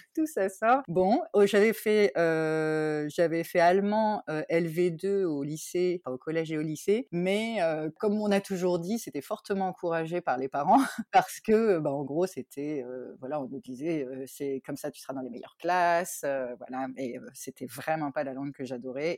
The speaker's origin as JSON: {"language": "French", "town": "Tours", "region": "Centre-Val de Loire", "country": "France", "tie": "born or raised there", "also_born_or_lived": "Paris / Australia", "moved": "as an adult", "lives_now": "Germany", "said": "je suis originaire moi de Tours"}